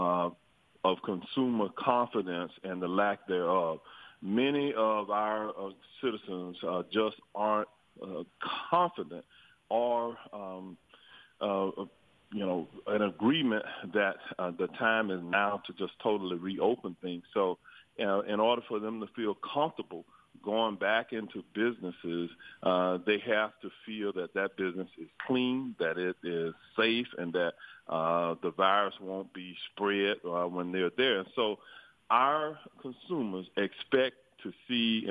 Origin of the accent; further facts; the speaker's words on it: Orlando, Florida, United States; I was born and raised in Orlando